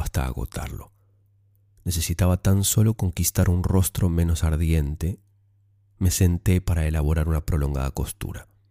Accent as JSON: {"language": "Spanish", "country": "Argentina", "moved": "as an adult", "lives_now": "Australia", "said": "Soy argentina, tengo 23 años. Hace ocho meses vine a vivir a Australia"}